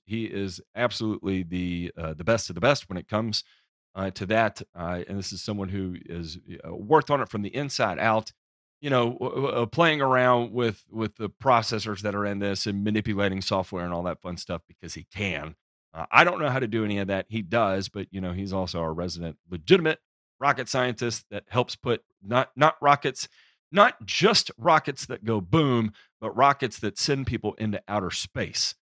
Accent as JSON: {"language": "English", "region": "the South", "country": "United States", "said": "I'm from the South"}